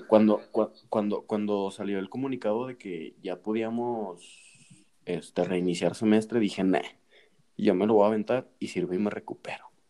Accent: Mexico; nosotros como buenos mexicanos

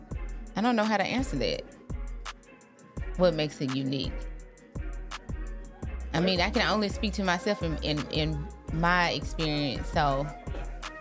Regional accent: Memphis, Tennessee, United States; I am from Memphis, Tennessee, born and raised.

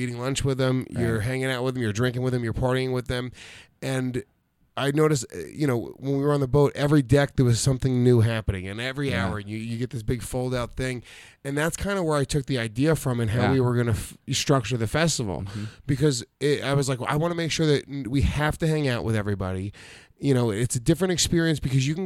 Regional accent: New York City, New York, United States; I'm from New York City.

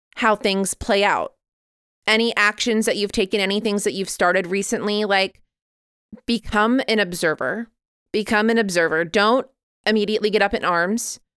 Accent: Midwest, United States; I grew up in the Midwest, that's all we grew.

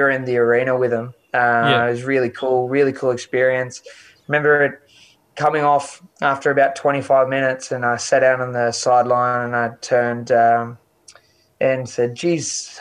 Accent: Blacktown, New South Wales, Australia; also born or lived in Westmead; I was born in Westmead. I grew up in Blacktown

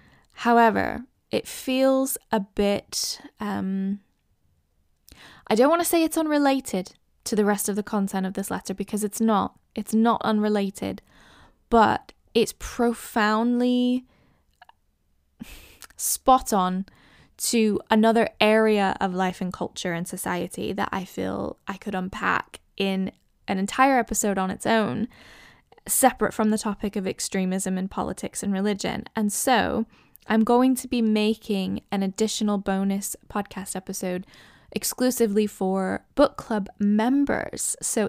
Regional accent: United States; moved away as an adult; now in United Kingdom; I get people guessing that I'm Canadian, Irish, Scottish. I'm actually American, but I have lived in England for over a decade now. England is my home.

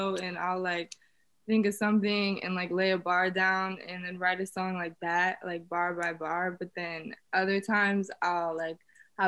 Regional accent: Broward County, Florida, United States; I'm from Broward County, Florida.

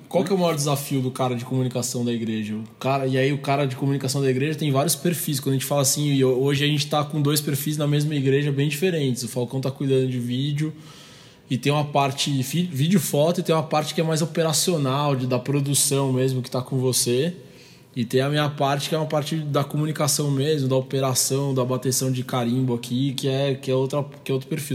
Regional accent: Brazil; a gente está no país do samba

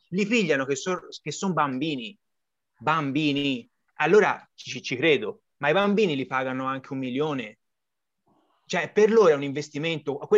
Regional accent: Florence, Tuscany, Italy; Io non voglio fare l'applauso alla Juventus perché io da Fiorentino Doc figuratevi che posso

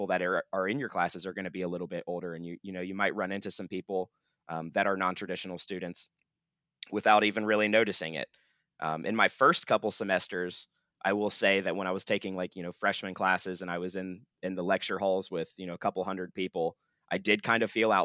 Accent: Troy, Ohio, United States; I'm from Troy.

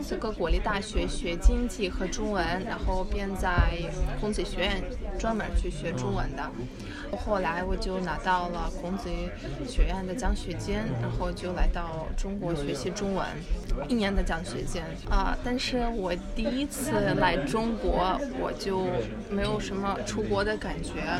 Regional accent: Uzbekistan; born there; Chinese is a second language; 啊，因为可能我出生在乌兹别克斯坦，

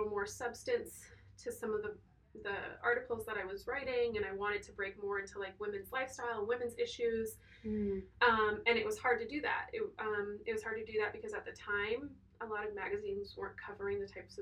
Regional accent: Chandler, Arizona, United States; also born or lived in Croatia; In the valley, so like Chandler, Tempe area

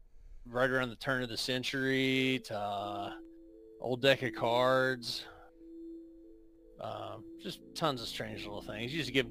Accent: West Virginia, United States; I'm from the mountains of West Virginia.

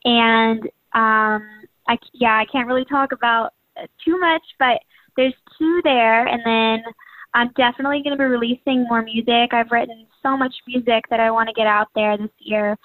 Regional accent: Birmingham, Alabama, United States; I was raised in Birmingham, Alabama

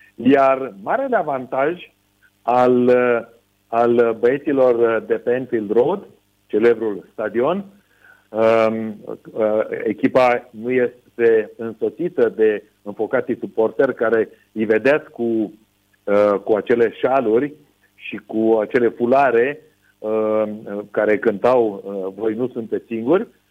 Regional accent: Romania; moved away; noi românii

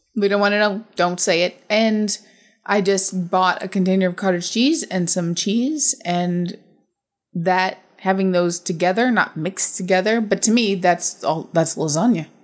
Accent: United States; I'm American

